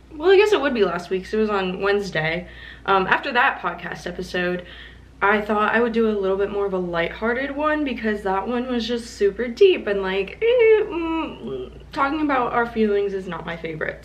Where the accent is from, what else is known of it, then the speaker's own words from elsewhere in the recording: Kentucky, United States; also born or lived in Florida; I grew up in Kentucky, but I'm originally from Florida